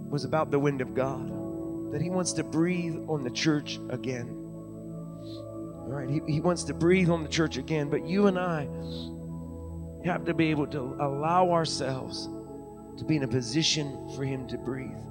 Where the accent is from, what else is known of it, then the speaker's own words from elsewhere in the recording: Deep Creek, Maryland, United States; now in Uniontown, United States; I grew up when I was real little in the McHenry United Methodist Church in Deep Creek, Maryland.